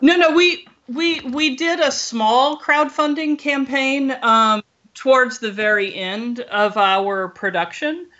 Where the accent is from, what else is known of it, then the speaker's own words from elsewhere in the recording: Louisiana, United States; moved away; I grew up in Louisiana